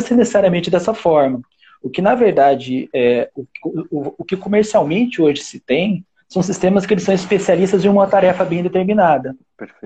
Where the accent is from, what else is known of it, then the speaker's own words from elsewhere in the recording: Curitiba, Paraná, Brazil; moved away as an adult; also born or lived in São José dos Campos / Germany; Eu, eu nasci em Curitiba, em 2004 eu fui para São José dos Campos